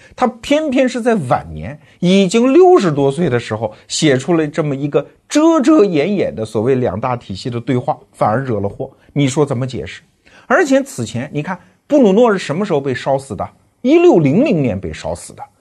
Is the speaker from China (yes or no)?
yes; China; 我们中国人